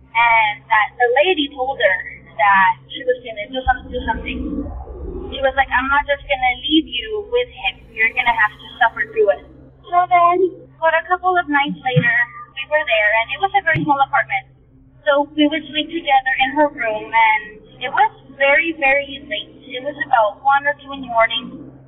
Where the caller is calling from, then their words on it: South Texas, United States; Hello, I'm calling from Texas, South Texas to be exact. This occurred when I was around 11 or 12 years old. I'm 22 now, so it's been a couple of years. We live in a small town that's really, really, really close to the border.